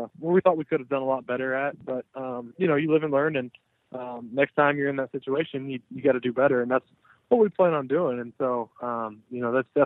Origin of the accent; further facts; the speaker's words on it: Austin, Texas, United States; I'm from Texas originally, grew up in Austin